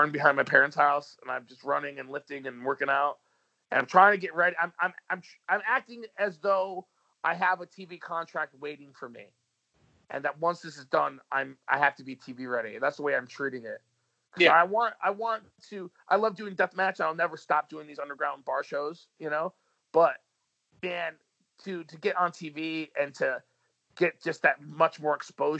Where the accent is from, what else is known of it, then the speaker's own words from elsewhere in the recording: New York, United States; I'm from New York